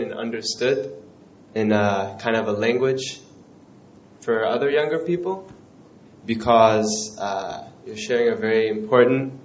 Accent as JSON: {"language": "English", "country": "United States", "said": "I'm from America, New York / Massachusetts"}